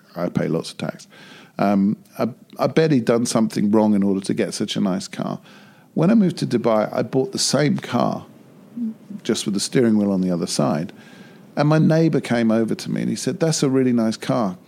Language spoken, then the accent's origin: English; United Kingdom; as a Brit going to Japan